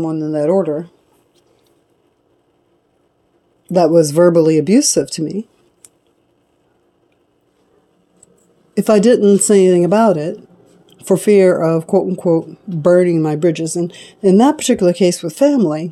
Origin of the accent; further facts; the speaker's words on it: United States; I was born in America, born black in America